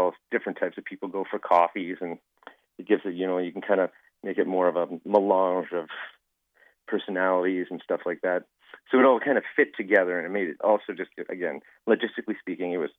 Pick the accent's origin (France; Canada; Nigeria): Canada; Calgary, Alberta; I grew up in Calgary for 27 years